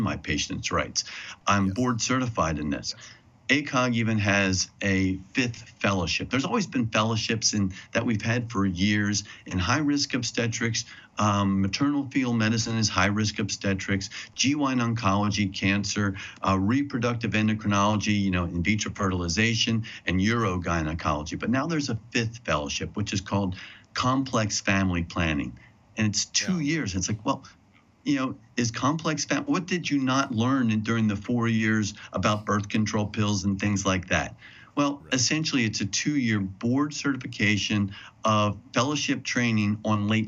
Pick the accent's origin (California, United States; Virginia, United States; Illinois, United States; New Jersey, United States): New Jersey, United States; my home state of New Jersey